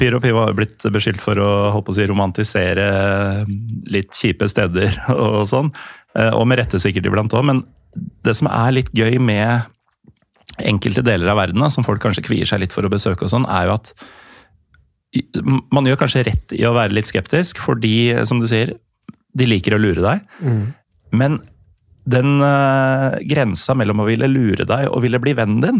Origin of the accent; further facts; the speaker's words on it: Norway; så bare hvor er du fra? Nei, jeg er norsk.